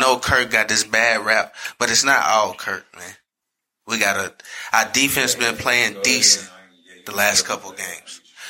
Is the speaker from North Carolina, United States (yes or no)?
yes; Charlotte, North Carolina, United States; I'm from Charlotte.